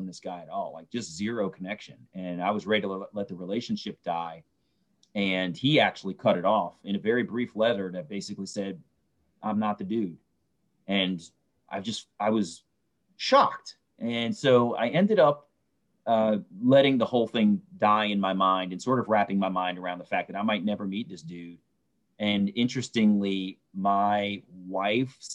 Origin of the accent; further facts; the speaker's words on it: Baltimore, Maryland, United States; I was born in Baltimore, Maryland